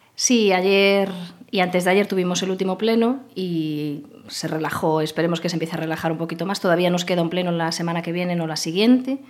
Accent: Arcade, Galicia, Spain; also born or lived in Vigo / Santiago de Compostela; now in Pontevedra, Spain; realmente nací en Vigo porque el hospital, ah. el hospital donde nací estaba en Vigo, pero yo viví hasta los 14 años, viví con mis padres en Arcade.

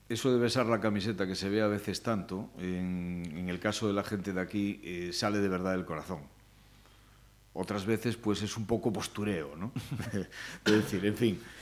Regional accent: Cuntis, Galicia, Spain; de mi pueblo, de Cuntis

